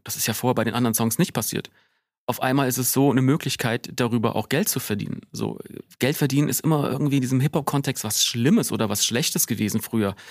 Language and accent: German; Wiesbaden, Hesse, Germany; bei uns in Wiesbaden gab es den Schlachthof und ich bin so einer von diesen nervigen Kids gewesen